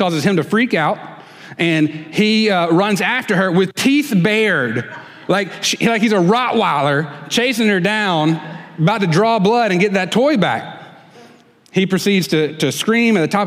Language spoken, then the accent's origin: English; the Wiregrass, Alabama, United States; now in Mobile Bay area, United States; I'm from the Wiregrass